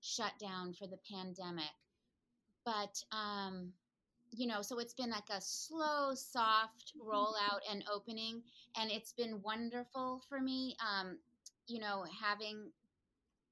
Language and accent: English; Concord, Massachusetts, United States; moved away as an adult; also born or lived in California; I decided to move back to my hometown of Concord, Mass